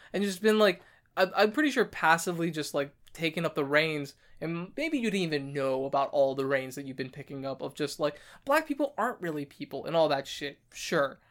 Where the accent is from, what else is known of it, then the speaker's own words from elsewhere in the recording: United States; also born or lived in New York; as an American